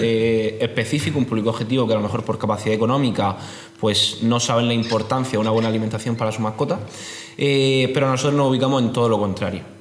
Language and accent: Spanish; Region of Murcia, Spain; soy murciano, tengo 26 años